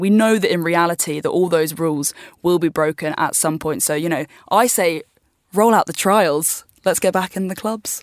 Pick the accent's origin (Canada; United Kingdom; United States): United Kingdom; I'm from the U K, and I just get to stay where I'm from